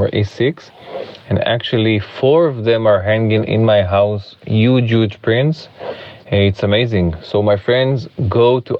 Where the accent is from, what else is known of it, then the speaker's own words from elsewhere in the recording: Israel; I'm from Israel